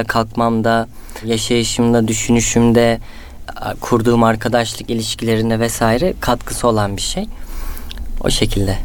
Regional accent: Istanbul, Turkey; also born or lived in Antalya / Üsküdar, Istanbul; İstanbul Tuzla'da doğup büyüdüm. Aslen Antalyalıyım.

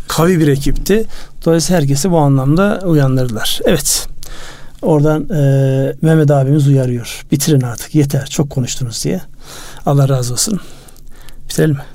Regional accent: Turkey

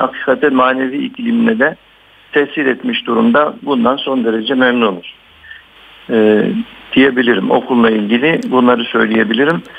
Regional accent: Batman, Batman Province, Turkey; moved away as an adult; also born or lived in Istanbul; bin dokuz yüz altmış altı Batman doğumluyum. İlk orta ve liseyi Ee, Batman'da okudum.

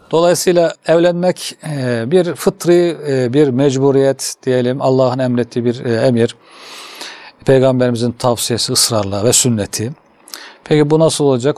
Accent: Kütahya, Turkey; moved away as an adult; also born or lived in Istanbul; ben Kütahyalıyım hocam. Kütahya İmam Hatip

